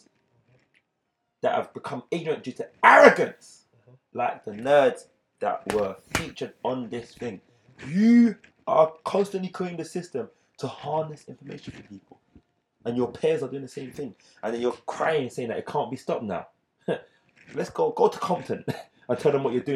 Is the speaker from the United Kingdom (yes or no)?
yes; United Kingdom; I'm British still